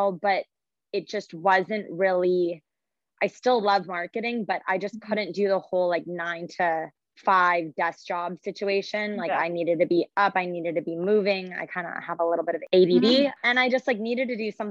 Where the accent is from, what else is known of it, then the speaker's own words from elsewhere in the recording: Southern California, United States; also born or lived in Michigan; born and raised in Southern California